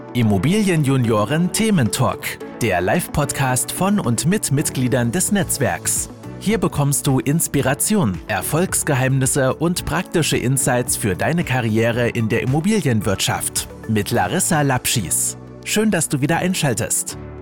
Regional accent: Berlin, Germany; also born or lived in Stuttgart; bin gebürtiger Berliner

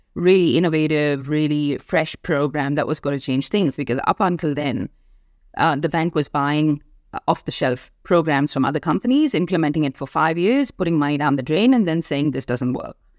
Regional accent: India; moved away as an adult; also born or lived in Africa; now in Australia; I was born and raised in India.

